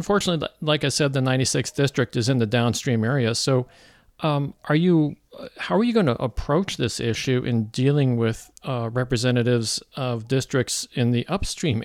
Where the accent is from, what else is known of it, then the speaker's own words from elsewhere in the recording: Missouri, United States; moved away; also born or lived in California; I moved into Missouri from California after living out there for almost 30 years. Originally from Missouri, now I'm back